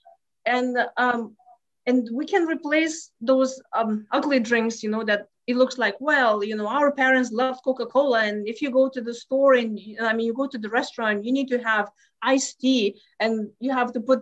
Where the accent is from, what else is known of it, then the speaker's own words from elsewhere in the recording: Lithuania; English is a second language; moved away as an adult; now in Houston, United States; I grew up in Lithuania